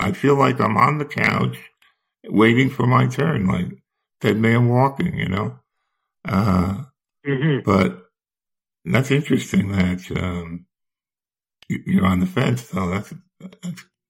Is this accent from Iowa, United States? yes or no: no; New Jersey, United States; in New Jersey, my home state.